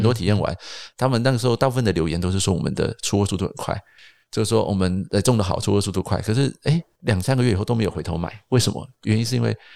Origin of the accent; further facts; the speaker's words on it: Taipei, Taiwan; 我们小时候是在阳明山长大的